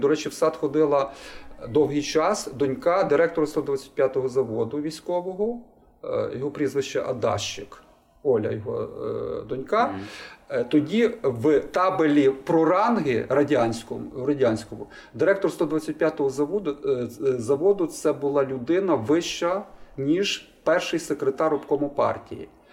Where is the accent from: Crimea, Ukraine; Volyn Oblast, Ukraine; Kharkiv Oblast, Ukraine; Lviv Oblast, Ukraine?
Lviv Oblast, Ukraine; Lviv; я народився у Львові і виріс у Львові.